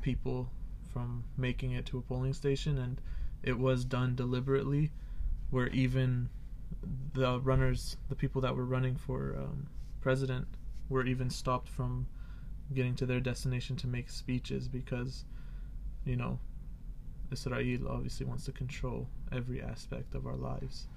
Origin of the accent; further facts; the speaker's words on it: Canada; I'm actually Canadian